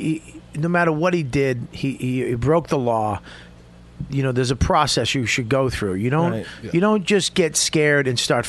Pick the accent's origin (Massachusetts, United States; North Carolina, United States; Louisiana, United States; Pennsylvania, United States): Massachusetts, United States; Medford; I'm from Boston. Okay. I'm outside of Boston, Medford.